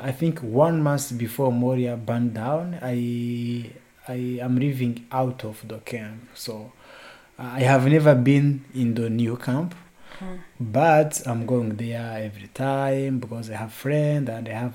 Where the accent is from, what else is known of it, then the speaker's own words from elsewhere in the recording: Burundi; moved away as an adult; now in Lesbos, Greece; I'm from Burundi